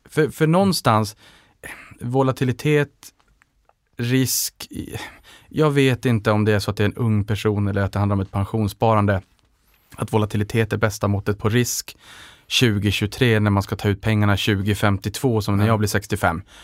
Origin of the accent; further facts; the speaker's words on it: Norrland, Sweden; för jag investerar långsiktigt och där tror jag att man också kanske ser min sävlighet som norrlänning.